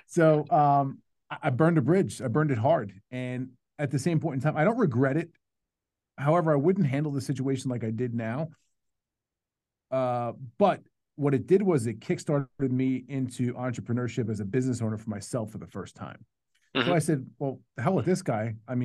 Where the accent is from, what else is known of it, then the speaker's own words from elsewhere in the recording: New York, United States; now in Dallas, United States; I'm from New York